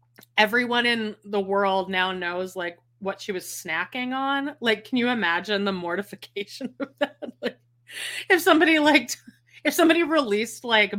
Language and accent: English; Las Vegas, Nevada, United States; now in St. George, United States; I live in St. George, gross, and I grew up in Las Vegas.